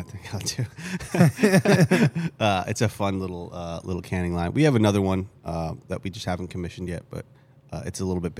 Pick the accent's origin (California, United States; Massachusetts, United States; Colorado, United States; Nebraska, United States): Massachusetts, United States; Boston; accent: Boston; I say American, but my parents are immigrants, and so this accent is kind of made up. I'm from Boston originally.